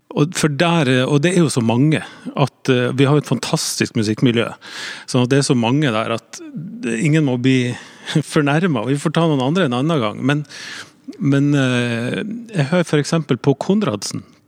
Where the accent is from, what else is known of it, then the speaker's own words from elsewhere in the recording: Northern Norway, Norway; jeg kommer fra Nord-Norge